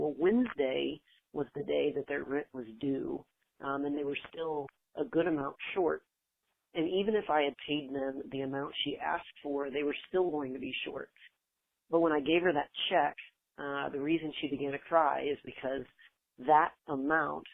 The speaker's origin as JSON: {"language": "English", "town": "San Marcos", "region": "Texas", "country": "United States", "said": "I'm from San Marcos, Texas"}